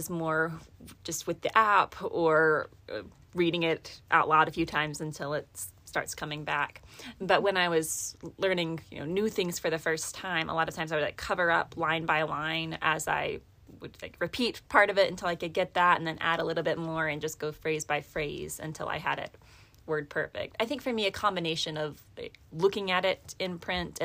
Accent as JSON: {"language": "English", "region": "Tennessee", "country": "United States", "said": "I was coming from Tennessee"}